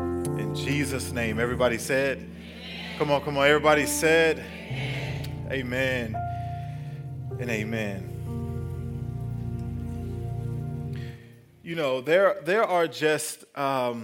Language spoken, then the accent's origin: English; El Paso, Texas, United States; now in Huntsville, United States; I grew up in Texas, but, you know, it was El Paso